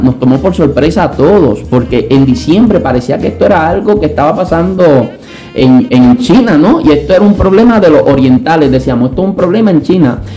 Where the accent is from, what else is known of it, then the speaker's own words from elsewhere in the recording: Santa Isabel, Puerto Rico; also born or lived in Añasco; ya mi mamá y nosotros no nos queríamos volver a mudar porque en Santa Isabel habíamos echado raíces, ya estábamos un poquito más grandecitos